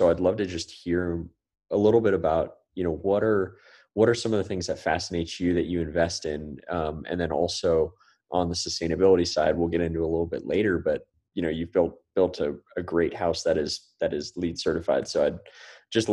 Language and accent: English; Santa Cruz, California, United States; I grew up in the Silicon Valley-ish area in Santa Cruz